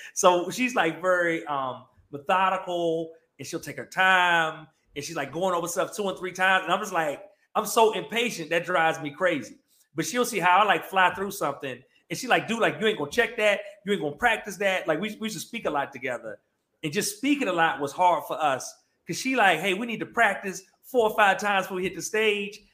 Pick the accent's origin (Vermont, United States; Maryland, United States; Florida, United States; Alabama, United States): Maryland, United States; Prince George's County; now in Atlanta, United States; I'm from um, Prince George's County, Maryland, right? Uh, DMV area, but I, live in Atlanta now, but I'm, I'm originally from the DMV. Um, grew up there